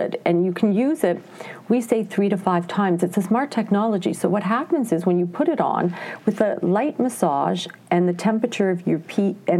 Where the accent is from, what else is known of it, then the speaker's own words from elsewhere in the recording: Ontario, Canada; now in Montreal, Canada; I grew up in Ontario. I would say, you know, I call myself an English Canadian.